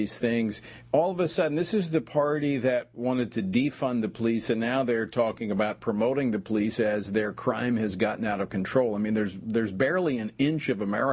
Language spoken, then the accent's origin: English; Louisiana, United States; my home state of Louisiana